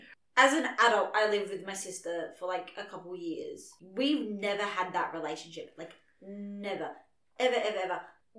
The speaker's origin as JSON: {"language": "English", "country": "Australia"}